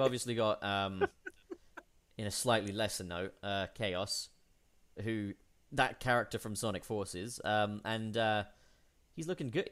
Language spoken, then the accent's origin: English; England, United Kingdom; born or raised there; moved away as an adult